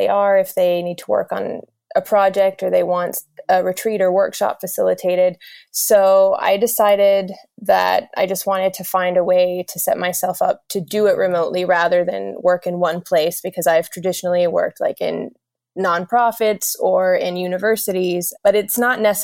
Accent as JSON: {"language": "English", "region": "South Carolina", "country": "United States", "tie": "born or raised there", "also_born_or_lived": "Greece", "said": "I am from the US. I grew up in South Carolina, but my parents are both immigrants from Greece"}